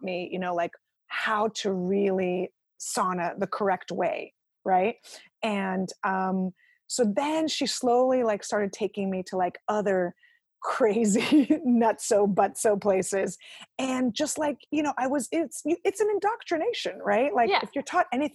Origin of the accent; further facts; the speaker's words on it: Ukraine; moved away; I was born in the Ukraine